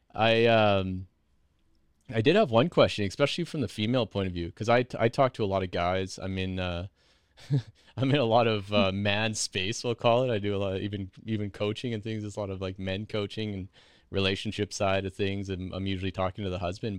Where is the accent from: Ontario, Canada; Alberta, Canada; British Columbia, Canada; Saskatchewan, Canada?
Saskatchewan, Canada; Meadow Lake; I'm from Meadow Lake